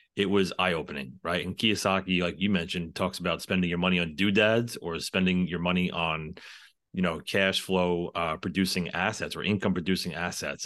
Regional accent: New York City, New York, United States; I am from the New York City area

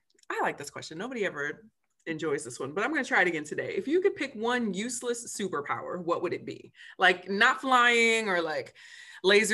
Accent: Michigan, United States; now in Maryland, United States; I'm from Michigan originally

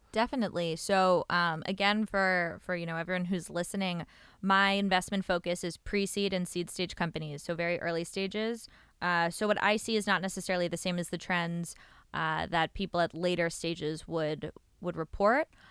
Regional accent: New York, United States; moved away as an adult; now in Israel; I'm from New York originally. Um, I moved here a few years ago when I joined up west. Uh, grew up in New York, like I said

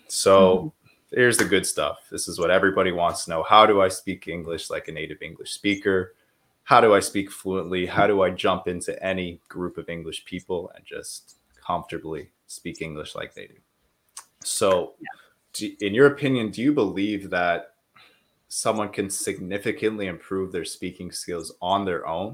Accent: Winnipeg, Manitoba, Canada; now in Montreal, Canada; I come from Winnipeg and nobody speaks French in Winnipeg

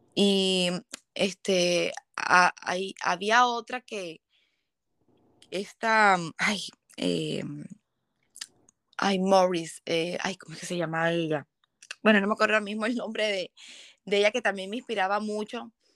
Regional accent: Barranquilla, Atlántico, Colombia; yo vengo de Colombia, Barranquilla

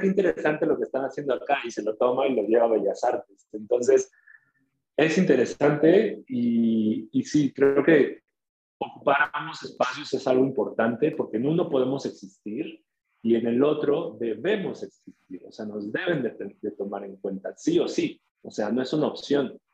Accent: Tuxtla Gutiérrez, Chiapas, Mexico; las periferias de, Tuxtla, que es de donde, de donde soy.

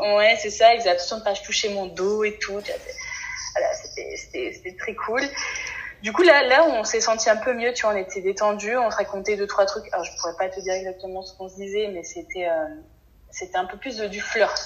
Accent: France; en tant que français

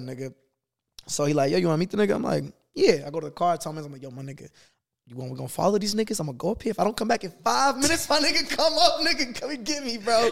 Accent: Boston, Massachusetts, United States; moved away; I'm from Boston.

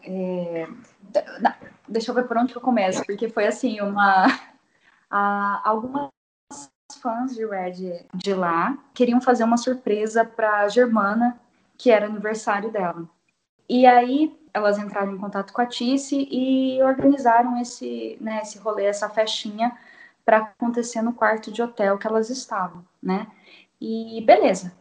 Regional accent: Assis, São Paulo, Brazil; sou de Assis, interior de São Paulo

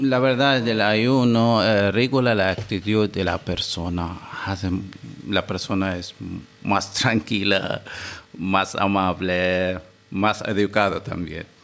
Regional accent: Seeb, Muscat, Oman; yo soy de Sip, que es una localidad de la capital eh, de Oman, Muscat

